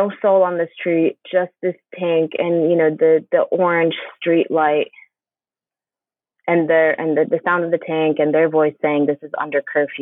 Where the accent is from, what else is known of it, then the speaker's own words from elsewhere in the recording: Bethlehem, West Bank, Palestine; now in St. Louis, United States; I grew up Christian in Bethlehem